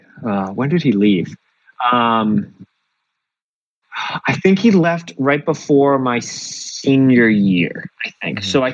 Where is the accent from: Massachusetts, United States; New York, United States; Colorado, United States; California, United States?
Massachusetts, United States; Like I'm from Central Mass as well.